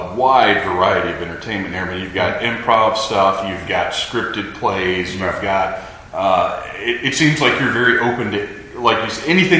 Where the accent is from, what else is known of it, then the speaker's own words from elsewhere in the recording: the South, United States; I was raised in the South